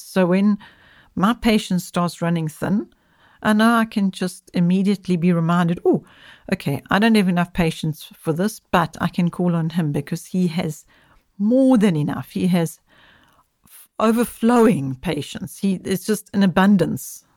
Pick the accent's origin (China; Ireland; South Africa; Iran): South Africa; I'm speaking from South Africa